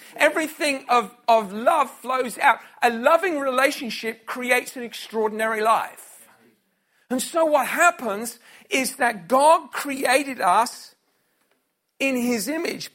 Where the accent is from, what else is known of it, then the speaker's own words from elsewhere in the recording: Scotland, United Kingdom; I was from Scotland